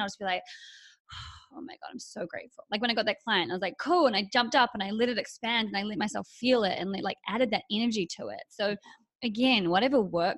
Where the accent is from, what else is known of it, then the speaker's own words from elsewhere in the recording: New Zealand; moved away as an adult; also born or lived in Australia; now in Los Angeles, United States; I'm from New Zealand